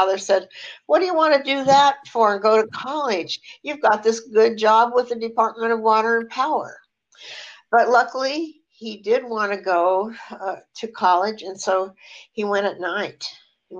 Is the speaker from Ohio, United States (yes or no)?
no; Eagle Rock, California, United States; also born or lived in Los Angeles; in Eagle Rock, California, but let me back up a little bit. I was born in Los Angeles, and at the time we had a brand new house, and it was sort of near Inglewood.